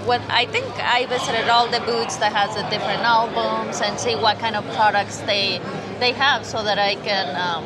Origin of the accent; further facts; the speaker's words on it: Orange County, California, United States; I am from Orange County, California.